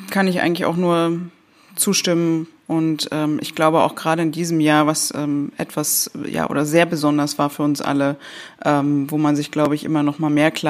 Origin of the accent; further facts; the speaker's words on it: Germany; Also ich meine, wir sind Deutsche und ne, aber wir, ich möchte es trotzdem mal so ein bisschen so für Deutschland äh, sagen.